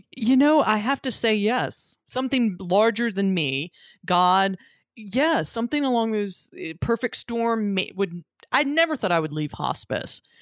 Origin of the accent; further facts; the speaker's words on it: North Carolina, United States; my home state of North Carolina